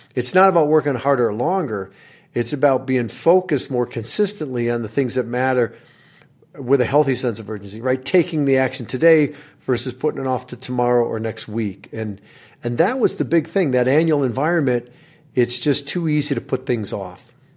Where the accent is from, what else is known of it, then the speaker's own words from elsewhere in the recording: Michigan, United States; moved away; I, I grew up in Michigan